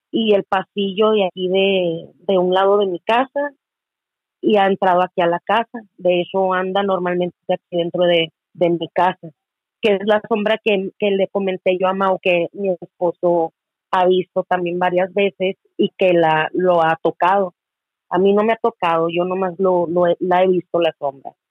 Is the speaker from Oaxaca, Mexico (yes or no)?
no; Hermosillo, Sonora, Mexico; estoy eh, de acá en Hermosillo, Sonora.